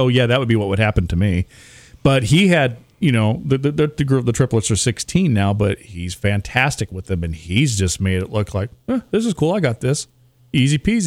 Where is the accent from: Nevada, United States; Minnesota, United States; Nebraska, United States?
Nebraska, United States; now in Indiana, United States; growing up in Nebraska and then coming out here